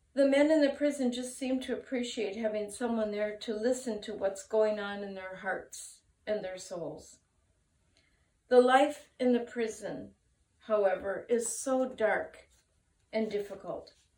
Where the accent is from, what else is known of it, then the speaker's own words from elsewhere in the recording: United States; now in Japan; my home country of America